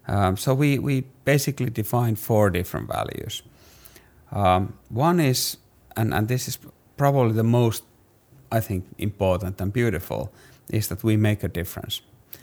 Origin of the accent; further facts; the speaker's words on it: Finland; English is a second language; I'm from Finland.